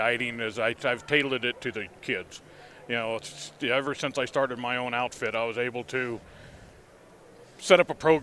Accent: Salida, Colorado, United States; moved away; also born or lived in California; I grew up in Salida, Buena Vista area

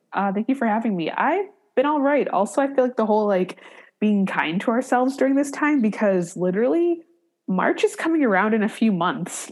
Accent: Cleveland, Ohio, United States; also born or lived in San Francisco Bay Area; now in Detroit, United States; I'm originally from Cleveland

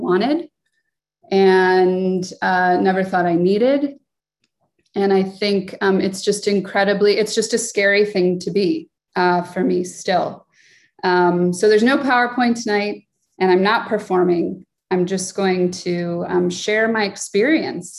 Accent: Chicago, Illinois, United States; I was born and raised in Chicago

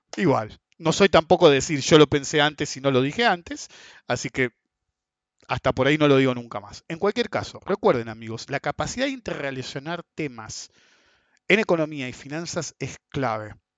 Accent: Argentina; somos todos argentinos

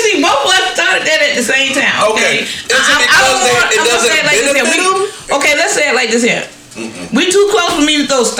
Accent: Colorado, United States; When I say I'm from Colorado, they taught me well.

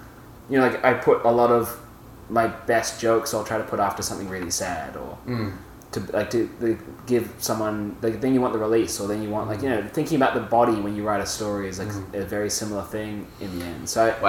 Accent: Italy; We grew up in my family grew up in Italy, and on the trip from Australia to Italy, we stopped in Thailand, and we got two VHSs

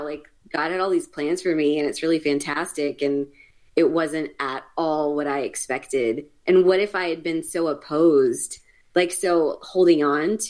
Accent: Tallahassee, Florida, United States; moved away as an adult; also born or lived in Texas; I grew up in Tallahassee, Florida.

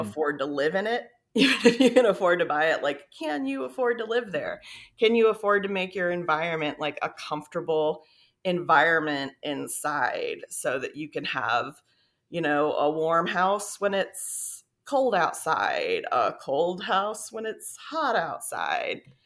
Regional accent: South Florida, United States; moved away; also born or lived in Texas; I grew up in South Florida, so it was a very, like, lush tropical environment

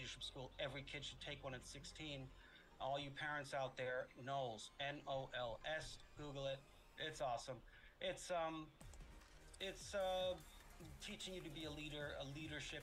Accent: New York City, New York, United States; moved away as an adult; also born or lived in Los Angeles; I'm from New York City.

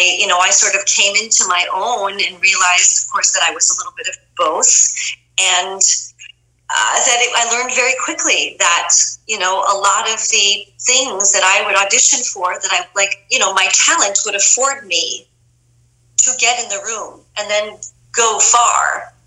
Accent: Lugano, Ticino, Switzerland; born there; no, I was born in Lugano, Switzerland.

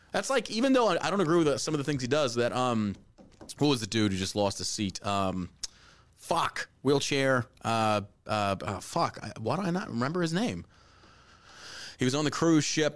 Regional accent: Beaumont, Texas, United States; also born or lived in Galveston, Texas; I was born in Galveston, and I grew up in Beaumont, Texas

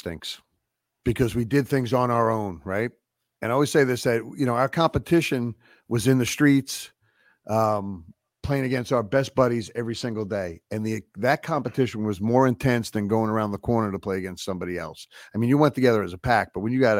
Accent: New York, United States; growing up in New York

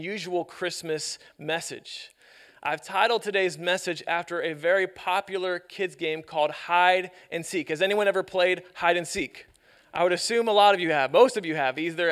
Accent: Youngstown, Ohio, United States; Growing up in Youngstown, we played this at our church all-nighter for New Year's Eve

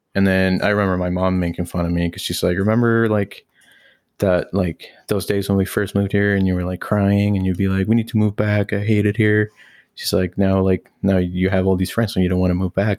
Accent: Mexico; now in Canada; me growing up in Mexico

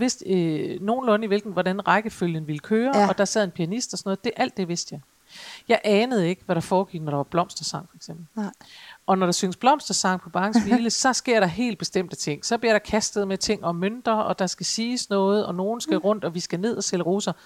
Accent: Aalborg, North Denmark Region, Denmark; jeg kommer jo fra Aalborg

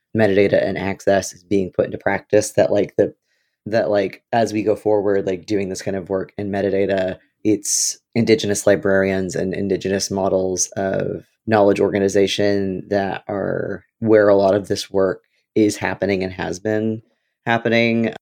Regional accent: Illinois, United States; moved away; I'm from Illinois

